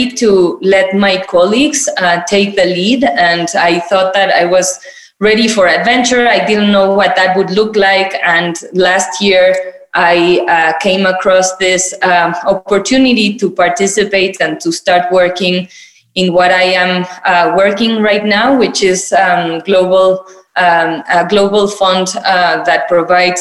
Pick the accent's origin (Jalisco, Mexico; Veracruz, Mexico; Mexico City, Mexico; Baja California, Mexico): Mexico City, Mexico; I'm from Mexico. I was born and raised in Mexico City.